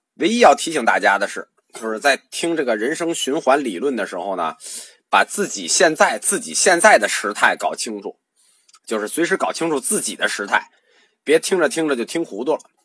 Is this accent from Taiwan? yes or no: no; China